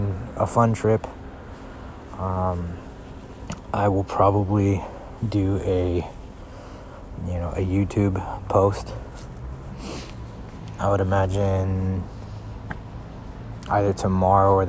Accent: Houston, Texas, United States; I'm from Houston, Texas

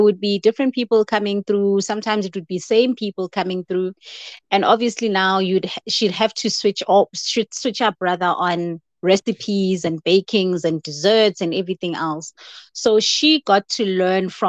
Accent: Soweto, Gauteng, South Africa; I'm born and bred in Soweto, Emapetla.

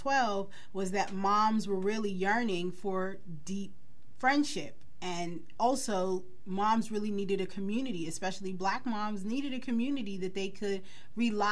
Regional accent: Wilkinsburg, Pennsylvania, United States; I spent a lot of time growing up in Wilkinsburg, and during that time, I'm an 80s baby, so I grew up in Wilkinsburg

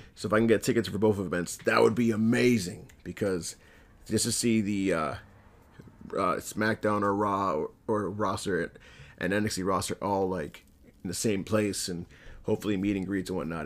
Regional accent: Lawrence, Massachusetts, United States; right outside of Lawrence, Mass, my hometown.

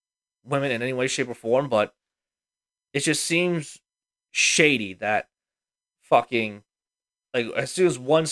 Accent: the South, United States; I looked at him and I was like, whoa, we don't do that. I'm from the South.

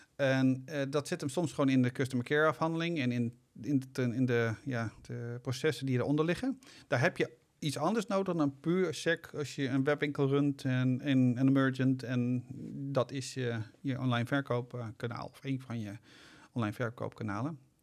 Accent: Netherlands; we zijn zeker als Nederlander

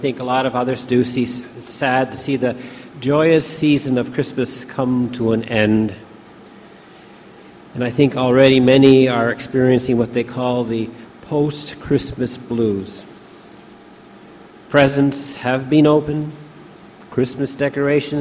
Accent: Canada; I am a Canadian

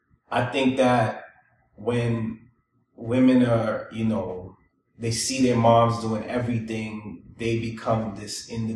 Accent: New York City, New York, United States; I am one of the few examples that I know growing up in Brooklyn that had a two-parent home.

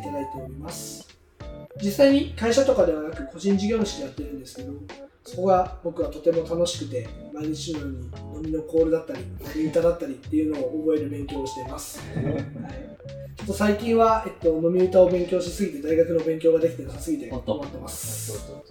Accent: Oita, Japan; moved away as an adult; now in Fukuoka, Japan; 僕は大分県出身、現在二十歳です、大学は福岡大学に通っておりまして

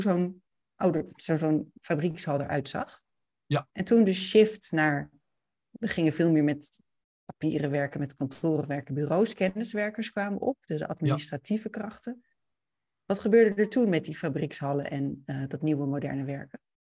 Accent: Leiden, South Holland, Netherlands; ik kom zelf uit Leiden

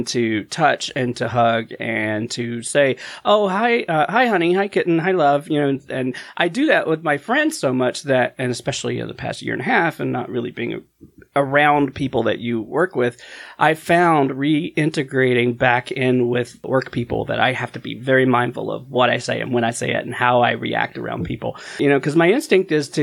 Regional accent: the South, United States; we grew up in the South

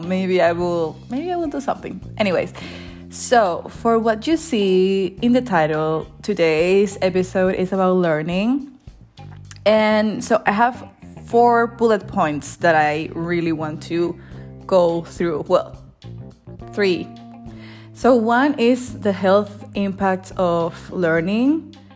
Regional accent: Venezuela; moved away as an adult; now in Germany; I am from Venezuela, and I live here in Germany

